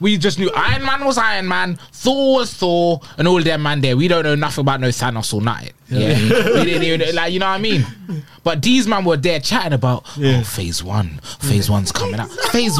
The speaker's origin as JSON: {"language": "English", "region": "London", "country": "United Kingdom", "tie": "born or raised there", "also_born_or_lived": "Dubai", "said": "I grew up in South London."}